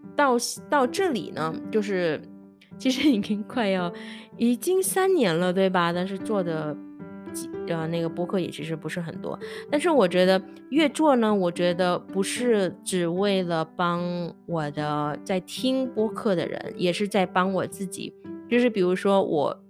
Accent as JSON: {"language": "Chinese", "country": "Indonesia", "also_born_or_lived": "Taiwan", "second_language": "Chinese", "said": "我本科是在印尼学的嘛"}